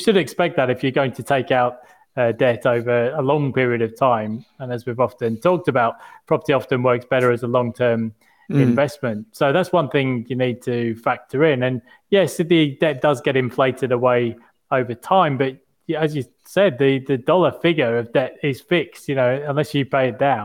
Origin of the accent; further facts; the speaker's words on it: United Kingdom; now in Australia; as a Brit